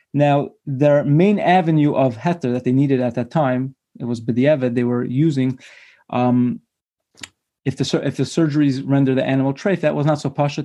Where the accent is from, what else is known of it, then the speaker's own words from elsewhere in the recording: Brooklyn, New York, United States; I was born and bred in Brooklyn